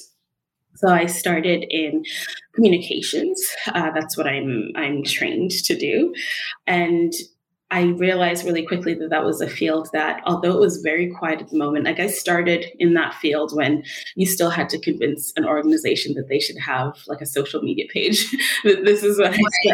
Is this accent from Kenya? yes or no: yes; Kenya; moved away as an adult; now in Canada; I'm from Kenya, and I came to Canada on my own to attend university